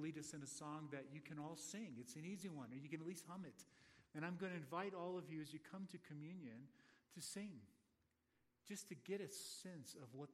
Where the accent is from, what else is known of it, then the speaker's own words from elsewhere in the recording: Florida, United States; moved away; I'm from Florida.